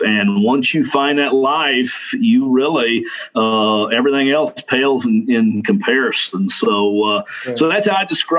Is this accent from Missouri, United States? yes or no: yes; Mount Vernon, Missouri, United States; also born or lived in Arkansas; I grew up in the Ozarks. And on the Missouri side, so, you know, graduated high school from Mount Vernon